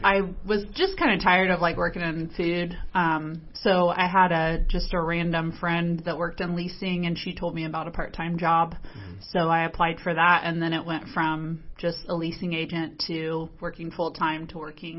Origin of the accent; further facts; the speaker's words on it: Selma, Indiana, United States; also born or lived in Muncie, Indiana / Florida / Lafayette, Indiana; I grew up in Selma, which is just a little town east of Muncie